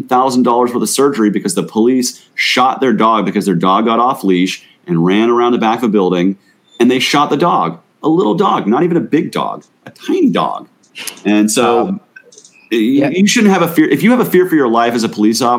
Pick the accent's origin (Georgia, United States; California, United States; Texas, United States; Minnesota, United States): Georgia, United States; Gwinnett County; we grew up in Gwinnett County